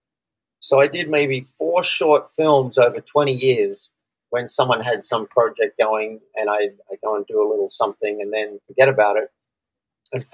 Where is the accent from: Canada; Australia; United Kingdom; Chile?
Australia; I'm from Australia, and I coach business owners who want to double their business.